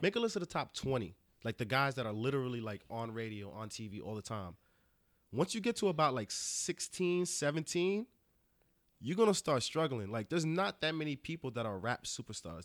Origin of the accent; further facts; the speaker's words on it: Rockland County, New York, United States; I'm from Rockland County